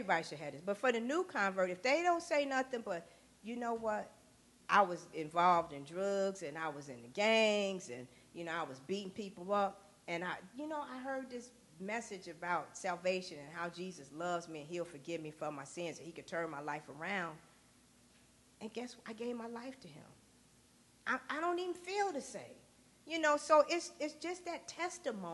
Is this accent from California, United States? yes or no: no; Chicago, Illinois, United States; I grew up in the Robert Taylor Housing Projects on the south side of Chicago